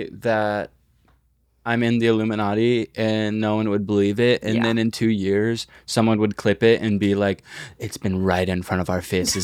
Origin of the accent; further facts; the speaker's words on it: North Miami, Florida, United States; Yeah, I'm from North Miami.